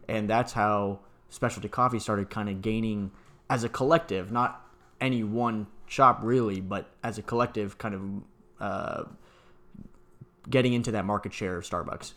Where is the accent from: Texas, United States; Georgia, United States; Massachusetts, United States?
Texas, United States; San Antonio; also born or lived in Atlanta; I grew up in San Antonio